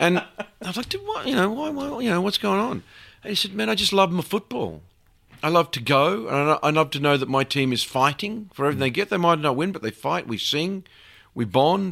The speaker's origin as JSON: {"language": "English", "country": "Australia", "tie": "born or raised there", "said": "as an Australian"}